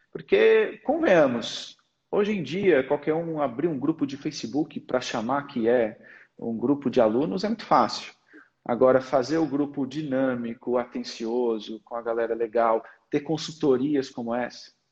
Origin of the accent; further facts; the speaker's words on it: Portugal; accent: Portuguese; also born or lived in Brazil; Eu nasci no Brasil, mas com três anos eu fui para Portugal. A minha comunicação natural é português de Portugal.